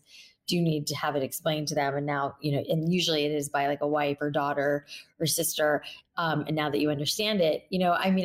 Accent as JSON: {"language": "English", "region": "South Florida", "country": "United States", "tie": "born or raised there", "said": "I grew up in South Florida"}